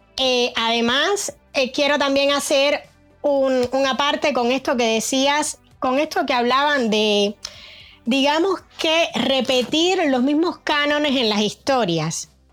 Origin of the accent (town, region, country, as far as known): Cuba; moved away